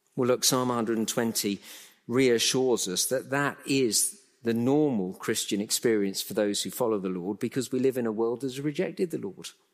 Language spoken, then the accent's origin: English; England, United Kingdom; I'm a Brit, born and bred in England, lived all my life in the U K